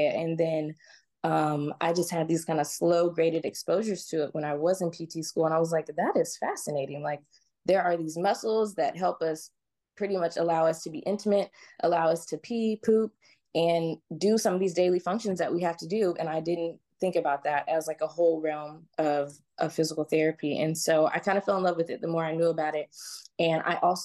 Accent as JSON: {"language": "English", "region": "Georgia", "country": "United States", "tie": "born or raised there", "also_born_or_lived": "California", "said": "I moved to Georgia when I was about 8 years old. Grew up in a very kind of conservative religious sort of community"}